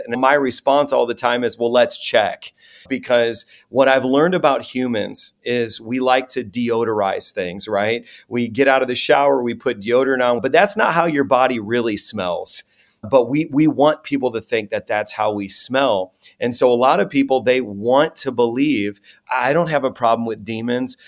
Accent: Chicago, Illinois, United States; I was raised in South Chicago, an incredibly poor neighborhood

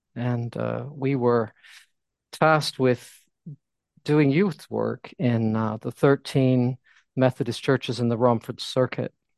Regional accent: United States; moved away as an adult; now in London, United Kingdom; I am American, although my wife is uh, English and we moved here in 1988

